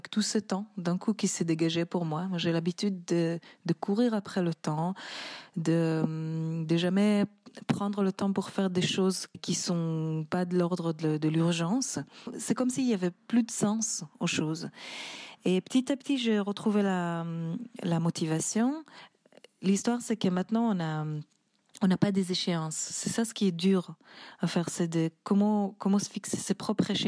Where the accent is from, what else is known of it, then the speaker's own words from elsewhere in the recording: Tel Aviv, Tel Aviv District, Israel; moved away as an adult; also born or lived in Geneva, Switzerland; now in Paris, France; je suis musicienne, chanteuse. À la base, je viens de Tel Aviv, en Israël, mais j'ai habité pendant 12 ans à Genève et ça fait une année et demie que j'habite à Paris.